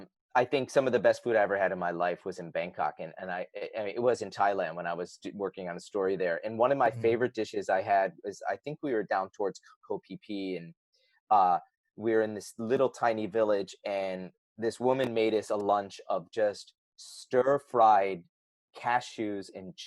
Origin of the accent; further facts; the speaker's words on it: Northeast, United States; I grew up in the Northeast of America.